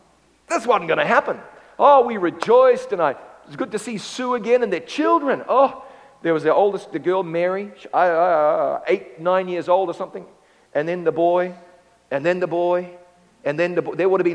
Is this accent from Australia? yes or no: no; Ngaruawahia, Waikato, New Zealand; I'm calling from my hometown. It's called Ngarawawahia. I'm calling from Ngarawawahia.